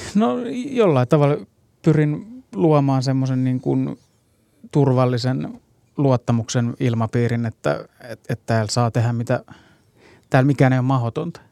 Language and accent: Finnish; Hyvinkää, Uusimaa, Finland; mun juuret oli kuitenkin siellä hyvinkään niin kuin kesäteatterityyppisessä meiningissä